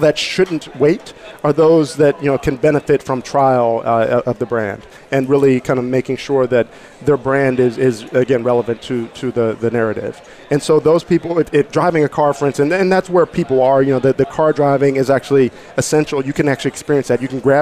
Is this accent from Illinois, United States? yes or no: no; Pittsburgh, Pennsylvania, United States; I'm from Pittsburgh